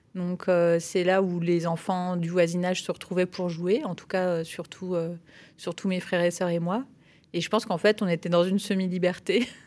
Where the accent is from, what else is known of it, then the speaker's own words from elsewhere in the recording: French side of the border near Basel, Grand Est, France; moved away; also born or lived in Perche; je suis née à, Bâle, euh, en Suisse, mais j'ai grandi euh, sur la frontière, côté français